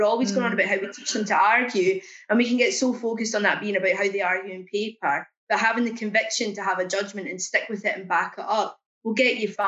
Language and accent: English; Scotland, United Kingdom; now in England; a Scottish person in England with a child growing up in Wolverhampton